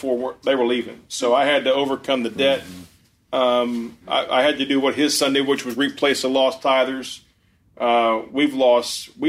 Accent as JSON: {"language": "English", "region": "Ohio", "country": "United States", "moved": "yes", "said": "I'm from Ohio. I'm a Buckeye"}